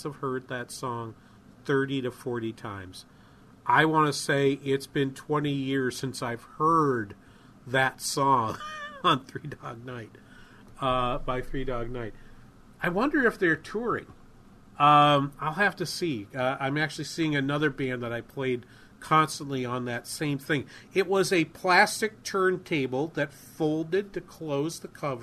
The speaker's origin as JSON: {"language": "English", "region": "New England", "country": "United States", "tie": "born or raised there", "moved": "yes", "said": "I grew up in New England"}